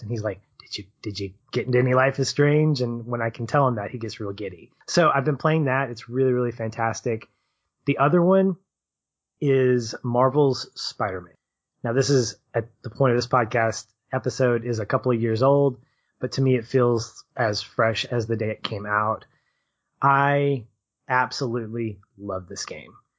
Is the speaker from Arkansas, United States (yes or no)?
yes; Arkansas, United States; I'm from Arkansas, the Diamond State